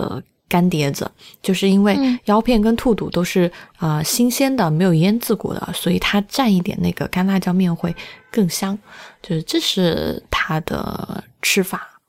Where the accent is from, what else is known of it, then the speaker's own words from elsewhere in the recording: Sichuan, China; 在我们四川人心中